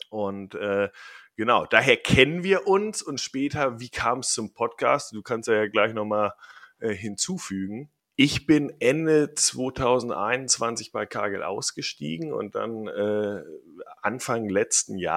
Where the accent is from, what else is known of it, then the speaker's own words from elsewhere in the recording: Bavaria, Germany; moved away as an adult; also born or lived in Geneva; now in Amsterdam, Netherlands; Ja, ich komme aus Bayern.